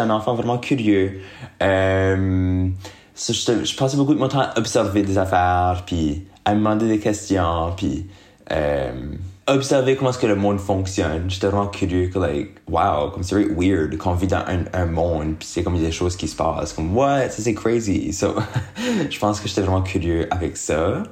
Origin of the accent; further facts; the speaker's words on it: Moncton, New Brunswick, Canada; moved away as an adult; now in Montreal, Canada; je viens de Moncton, qui est une ville au Nouveau-Brunswick. C'est une, euh, une petite ville, you know, c'est quand même une petite ville. Euh, j'ai resté là pour mes premiers 22 ans de ma vie